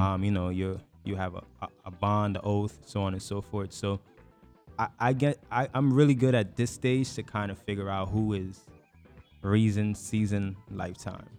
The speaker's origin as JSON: {"language": "English", "country": "Guyana", "tie": "born or raised there", "also_born_or_lived": "New York", "moved": "yes"}